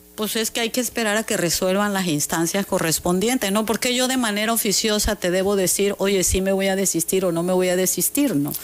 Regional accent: Mexico; yo como mexicana

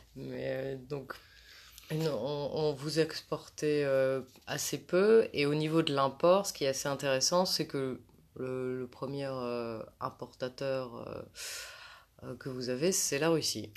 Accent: France; en tant que française

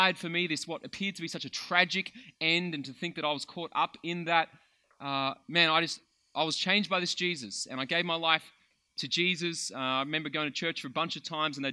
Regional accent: Melbourne, Victoria, Australia; I grew up in Melbourne, lived in Melbourne my whole life

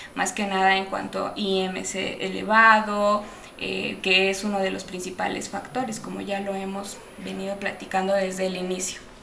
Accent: Mexico; que no tenemos la cultura como, como mexicano de, tratarnos

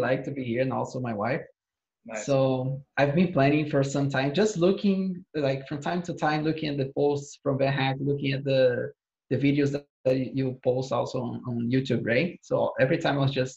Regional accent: Recife, Pernambuco, Brazil; moved away as an adult; I'm from Brazil, more specifically from Recife in the northeast of Brazil.

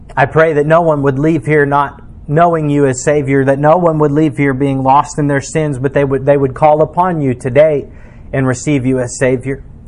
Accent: United States; as an American

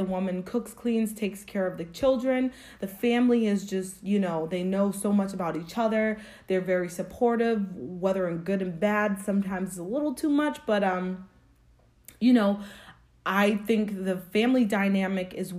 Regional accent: Springfield, Massachusetts, United States; I grew up in Springfield, Massachusetts. I was born and raised there

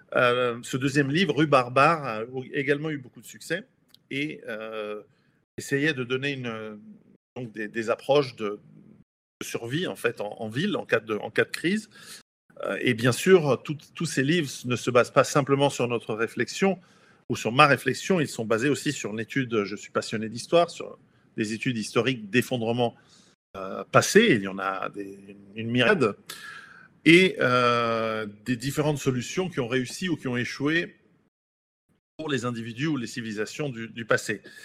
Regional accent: Switzerland; je suis suisse d'origine italienne

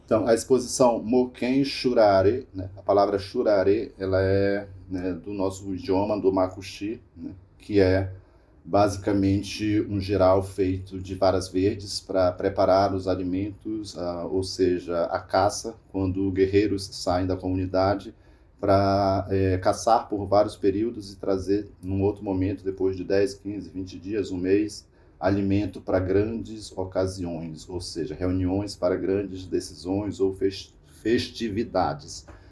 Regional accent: Raposa Serra do Sol, Roraima, Brazil; Eu sou da Raposa e Serra do Sol

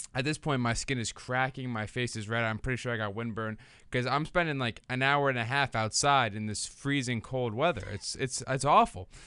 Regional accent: Bayonne, New Jersey, United States; I live in my hometown of Bayonne, New Jersey

